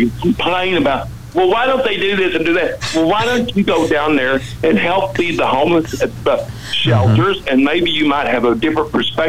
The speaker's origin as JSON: {"language": "English", "town": "Greenville", "region": "Texas", "country": "United States", "tie": "born or raised there", "also_born_or_lived": "Dallas, Texas", "said": "I was raised out in East Texas in Bigotville, Greenville, Texas."}